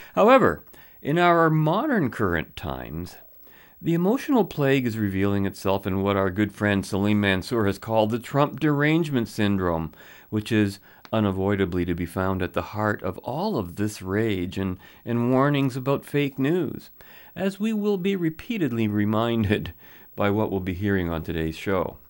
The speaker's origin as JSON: {"language": "English", "town": "London", "region": "Ontario", "country": "Canada", "tie": "born or raised there", "said": "my hometown of London, Ontario"}